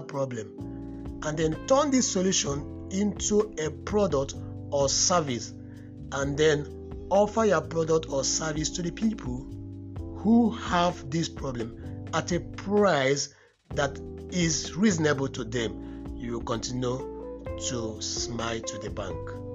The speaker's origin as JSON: {"language": "English", "country": "Nigeria", "said": "as a Nigerian"}